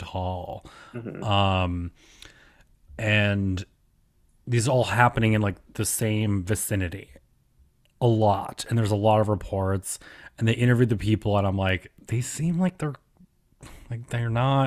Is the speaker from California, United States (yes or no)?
no; New York, United States; I'm from New York